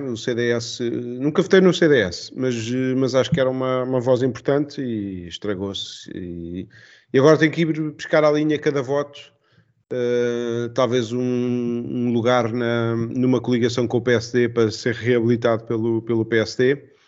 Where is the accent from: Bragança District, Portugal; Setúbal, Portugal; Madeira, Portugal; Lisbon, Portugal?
Lisbon, Portugal; Estoril line; eu sou da, da, da linha do Estoril.